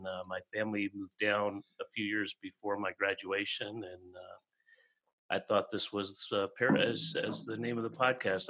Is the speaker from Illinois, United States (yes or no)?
yes; Chicago, Illinois, United States; we grew up in Chicago